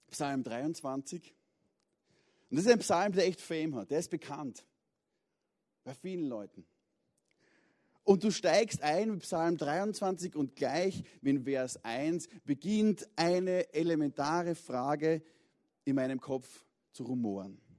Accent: Vienna, Austria; Das passiert als Wiener auf der Südostangenten im Stau doch relativ häufig.

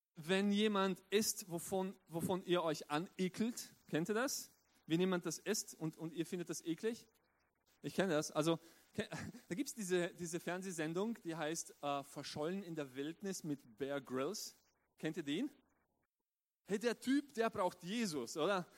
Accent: southeastern Styria, Austria; also born or lived in Romania; ich bin mein ganzes Leben lang in Österreich aufgewachsen, in der südöstlichen Steiermark

